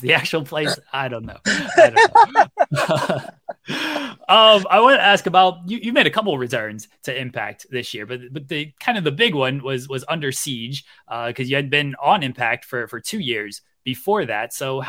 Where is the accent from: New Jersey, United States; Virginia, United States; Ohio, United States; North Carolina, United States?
Ohio, United States; Akron; Well, I'm from Akron.